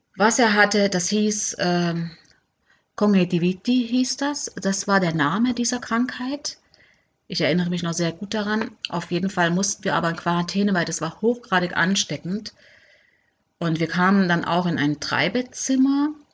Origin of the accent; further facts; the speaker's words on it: Germany; moved away as an adult; also born or lived in Cuba; ich wollte einfach wieder zurück in meine Heimat, mein Heimweh, ich wollte meine Familie sehen